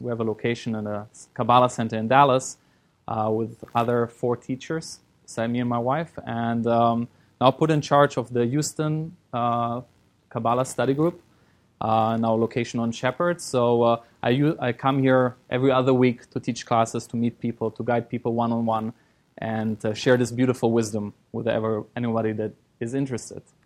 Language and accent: English; Germany; moved away as an adult; also born or lived in Israel / London, United Kingdom; now in Los Angeles, United States; I was born in Israel. Uh, I grew up in Germany.